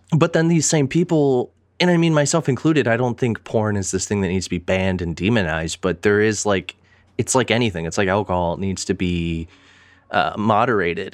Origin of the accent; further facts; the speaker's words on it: Pittsburgh, Pennsylvania, United States; also born or lived in Metro Detroit, Michigan; now in Michigan, United States; I might live in Michigan. I might claim Metro Detroit area, but I am from Pittsburgh